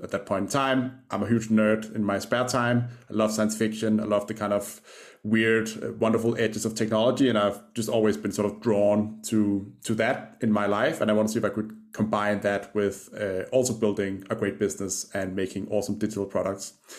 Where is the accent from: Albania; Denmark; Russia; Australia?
Denmark; Copenhagen, Capital Region of Denmark; I grew up in Denmark, uh, in Copenhagen. That That's where the accent's from.